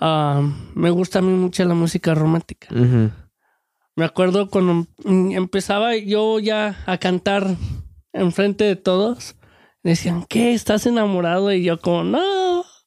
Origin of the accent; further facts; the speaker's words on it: Mexico; moved away; de chico en México